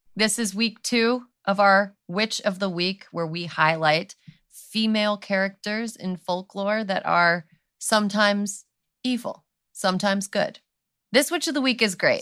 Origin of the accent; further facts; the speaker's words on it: California, United States; as a Californian